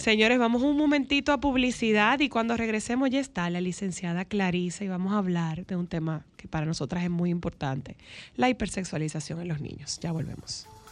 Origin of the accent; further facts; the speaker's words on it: Nagua, María Trinidad Sánchez, Dominican Republic; yo vengo de Nagua